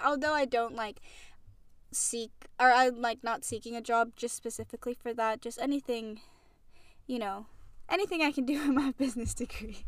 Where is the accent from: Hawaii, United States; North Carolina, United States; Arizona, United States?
Hawaii, United States; moved away as an adult; I'm from Hawaii, and, um, I moved out here out here to school